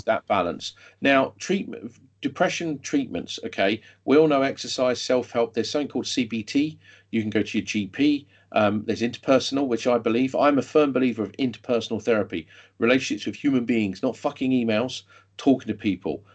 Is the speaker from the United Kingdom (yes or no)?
yes; London, United Kingdom; moved away as an adult; I grew up in London. I then moved out of London